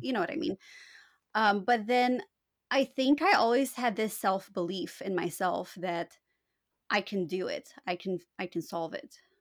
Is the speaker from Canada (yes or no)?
yes; Canada; first language Romanian; English is a second language; also born or lived in Romania; my parents immigrated to Canada when I was four years old